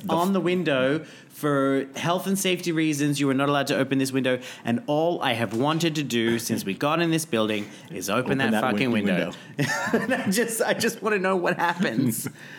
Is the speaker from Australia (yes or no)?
yes; Australia; I'm Australian.